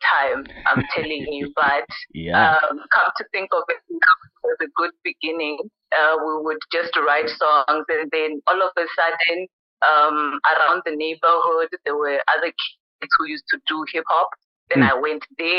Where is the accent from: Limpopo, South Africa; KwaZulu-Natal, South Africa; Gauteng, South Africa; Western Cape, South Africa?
Limpopo, South Africa; Thohoyandou; moved away as an adult; also born or lived in Free State / Mpumalanga; a girl coming from Thohoyandou. I was born in Gredi, and then I moved to Free State during my varsity years, and then Mpumalanga